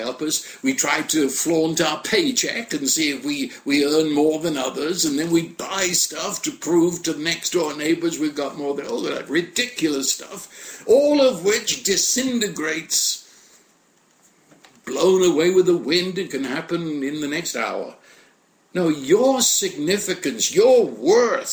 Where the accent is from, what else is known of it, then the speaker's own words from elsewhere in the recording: United Kingdom; I'm British